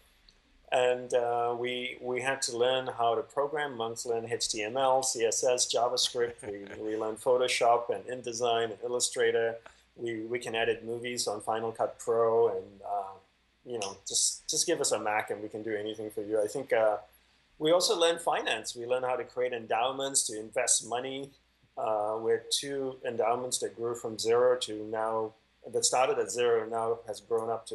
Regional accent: Australia; moved away as an adult; also born or lived in Malaysia / Hawaii; my family migrated to Australia

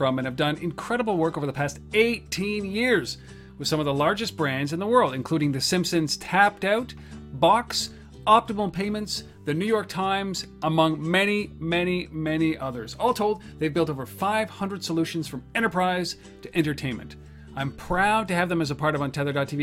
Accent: Ottawa, Ontario, Canada; a company from my hometown, Ottawa

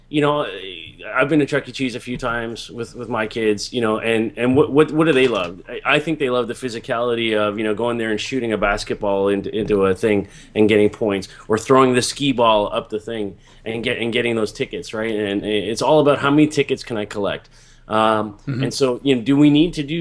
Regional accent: Toronto, Ontario, Canada; when I grew up as in Toronto here

